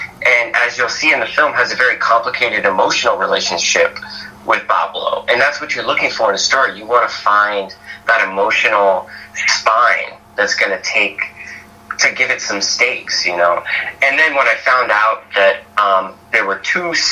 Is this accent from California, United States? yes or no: no; Virginia, United States; moved away as an adult; also born or lived in New York City; now in Ferndale, United States; And I'm originally from Virginia, and so I moved to New York City to go to film school.